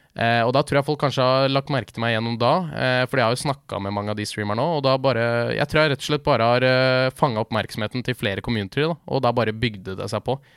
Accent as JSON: {"language": "Norwegian", "town": "Leirsund", "region": "Akershus", "country": "Norway", "said": "Jeg er fra Leirsund, rett utenfor Lillestrøm"}